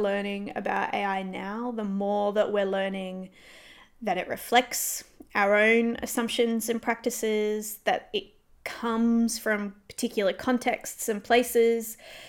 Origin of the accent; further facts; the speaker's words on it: Perth, Western Australia, Australia; We are. And it's going to be very difficult not to make this about Perth.